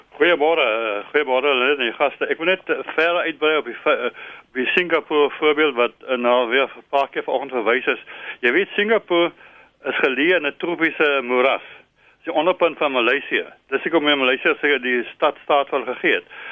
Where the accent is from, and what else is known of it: South Africa